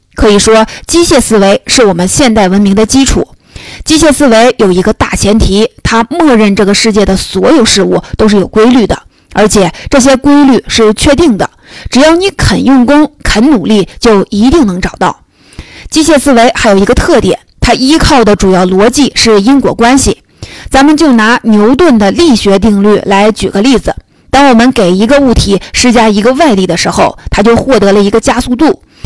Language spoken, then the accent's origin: Chinese; China; 我们中国人都知道看病得找老大夫